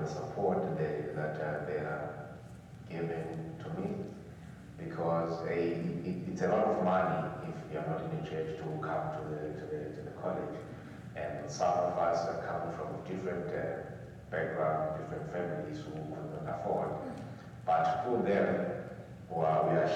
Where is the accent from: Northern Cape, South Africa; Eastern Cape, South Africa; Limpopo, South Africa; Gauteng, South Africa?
Eastern Cape, South Africa; moved away; also born or lived in Tembisa; I come from the Eastern Cape. There's a village called Stexbroom, which is not far from Queenstown